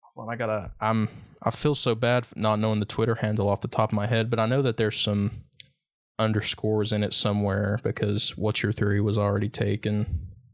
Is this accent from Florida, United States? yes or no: no; Lee County, Virginia, United States; now in Wise County, Virginia, United States; I'm not from Big Stone, but I've always grown up f, fifteen miles from Big Stone either way.